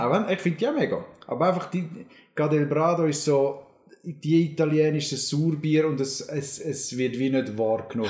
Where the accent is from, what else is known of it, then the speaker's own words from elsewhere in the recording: Zürcher Unterland, Zurich, Switzerland; als Zürcher Unterländer